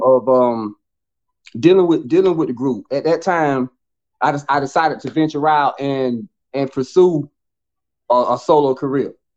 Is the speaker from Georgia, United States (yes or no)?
no; Bennettsville, South Carolina, United States; also born or lived in Clio, South Carolina / Atlanta; Bennettsville. It's, it's still you know, my hometown, still born and raised there